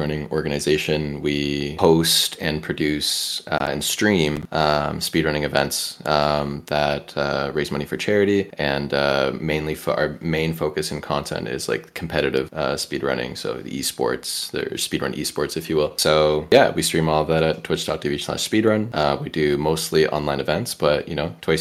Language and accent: English; Canada; I'm Canadian